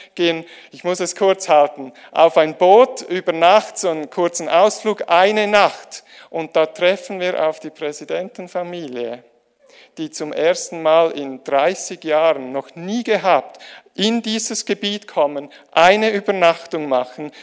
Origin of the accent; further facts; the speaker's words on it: Switzerland; die Schweizer, wir